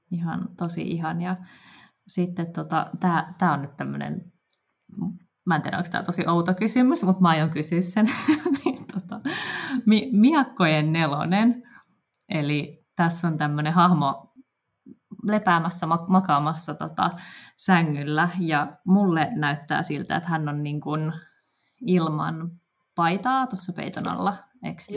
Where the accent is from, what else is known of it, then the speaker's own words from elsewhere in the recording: Helsinki, Uusimaa, Finland; tämä on niin kuin mun, mun kotikaupunki